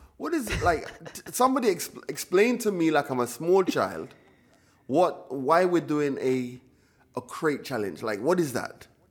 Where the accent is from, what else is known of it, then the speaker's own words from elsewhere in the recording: United Kingdom; also born or lived in Jamaica; we were British kids, we were in the Caribbean